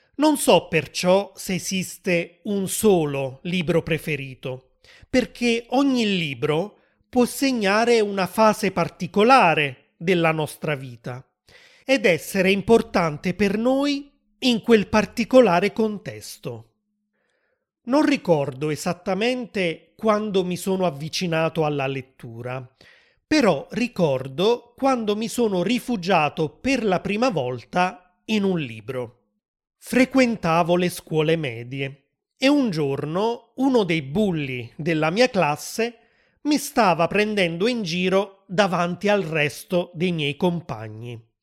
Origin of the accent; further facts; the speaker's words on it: Southern Italy, Italy; sono nato nel sud dell'Italia